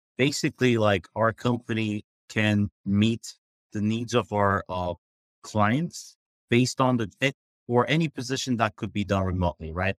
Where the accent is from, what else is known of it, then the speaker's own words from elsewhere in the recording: Turkey; moved away; I grew up in Turkey